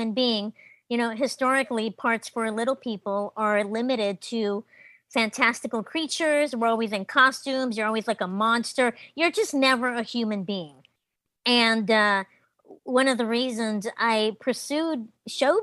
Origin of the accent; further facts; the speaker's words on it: Los Angeles, California, United States; also born or lived in Mexico; I am a Mexican immigrant. I was raised in Los Angeles, but I was born in Mexico